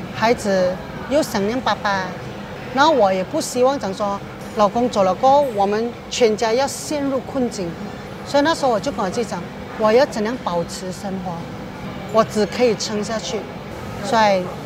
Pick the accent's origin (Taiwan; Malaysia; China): Malaysia; George Town, Penang; moved away as an adult; also born or lived in Doha, Qatar; now in Singapore; 我来自槟城，槟局在新加坡已经有二十二年了。原本呢，我是一名空姐，现在我在巴西Reef经营一个小贩的摊位